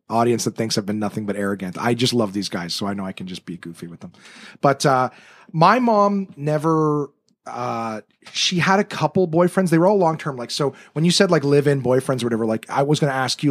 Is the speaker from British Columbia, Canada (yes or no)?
no; Ottawa, Ontario, Canada; also born or lived in North Bay, Ontario; I was born in North Bay, but I moved to Ottawa when I was one